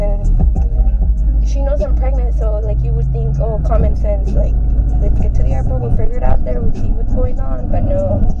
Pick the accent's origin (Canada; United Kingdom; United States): United States; Denver, Colorado; Yeah, I'm from Denver. Came to visit.